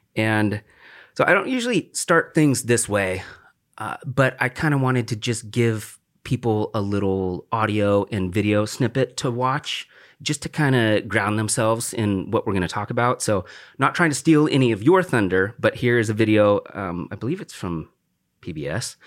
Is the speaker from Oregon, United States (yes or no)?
yes; The Dalles, Oregon, United States; I grew up in the Dalles